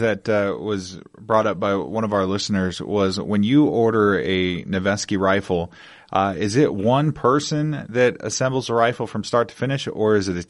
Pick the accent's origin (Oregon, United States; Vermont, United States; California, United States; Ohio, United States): Oregon, United States; Central Point; moved away as an adult; now in Las Vegas, United States; I grew up in the Rogue Valley in a small town, Central Point